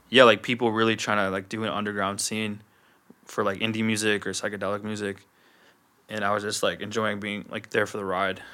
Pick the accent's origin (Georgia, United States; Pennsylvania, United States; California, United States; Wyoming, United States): Wyoming, United States; also born or lived in Chicago; I moved around from Chicago to Wyoming as, like, a really young kid.